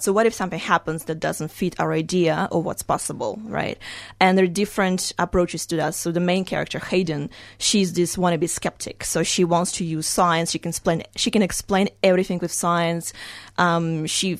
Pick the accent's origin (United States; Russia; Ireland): Russia; moved away; when I was little, I grew up in Russia